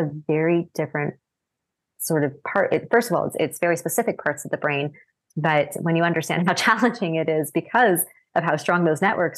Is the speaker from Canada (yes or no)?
yes; Canada; moved away as an adult; also born or lived in Japan; I had to take French as a Canadian. We're taught French from a young age.